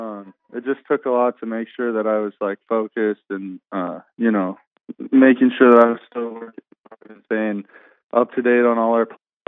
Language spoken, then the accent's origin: English; Bozeman, Montana, United States; stay in my hometown where I played high school football and my parents